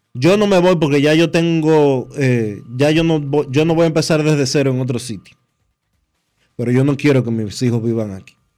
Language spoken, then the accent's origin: Spanish; Dominican Republic; no tenemos dos dedos de frente como dominicanos